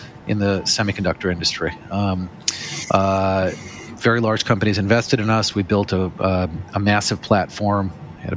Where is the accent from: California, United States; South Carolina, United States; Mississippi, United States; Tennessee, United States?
California, United States; Los Angeles; moved away as an adult; also born or lived in New York City; I'm originally from Los Angeles. I moved to New York City when I was 23 years old to go to law school